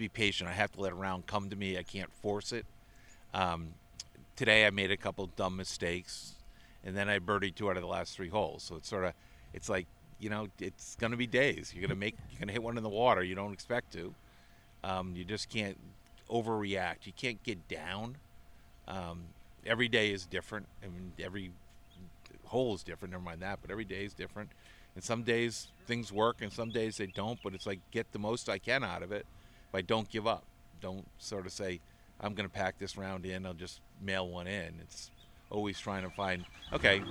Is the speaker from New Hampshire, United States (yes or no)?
no; Connecticut, United States; also born or lived in Evergreen, Colorado; now in Virginia, United States; I grew up in Connecticut